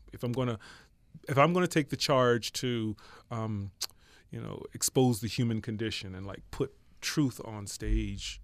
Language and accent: English; Philadelphia, Pennsylvania, United States; moved away as an adult; also born or lived in New York / Pearl Harbor; I'm originally from Philadelphia